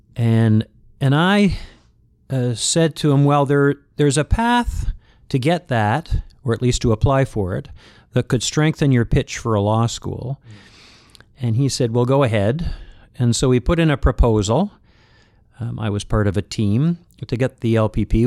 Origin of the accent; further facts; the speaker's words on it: London, Ontario, Canada; my hometown of London, Ontario